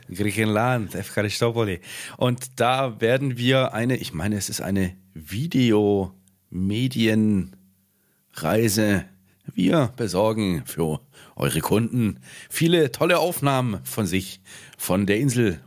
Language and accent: German; Swabia, Germany; ich bin ja auch Schwabe, ich mache halt gern Dialekte nach